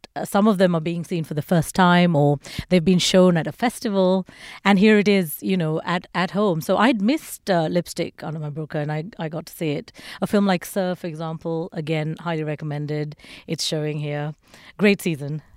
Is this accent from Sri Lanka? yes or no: yes; Sri Lanka; I was born in Sri Lanka, and it's a country that's gone through you know, Civil War.